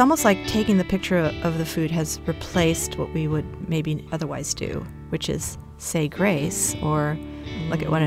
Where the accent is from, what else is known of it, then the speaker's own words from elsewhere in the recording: Brazil; because my mother's Brazilian, I was born in Brazil.